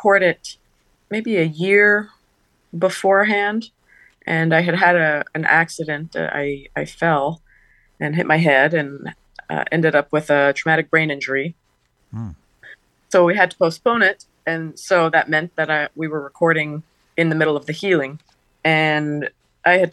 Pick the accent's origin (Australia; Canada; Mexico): Canada; moved away as an adult; also born or lived in New York City; I knew that I needed to be in New York, and if that was the best way for me to get here as a Canadian